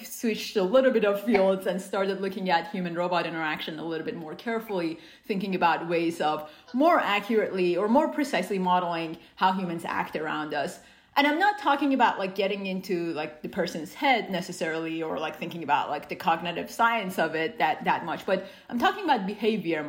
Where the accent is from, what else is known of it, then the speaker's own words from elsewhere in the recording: Iran; now in United States; I grew up in Iran